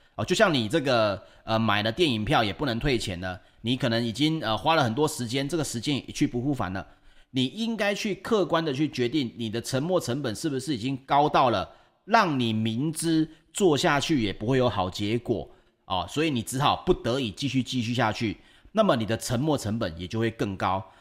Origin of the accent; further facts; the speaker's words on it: Taiwan; 我们台湾人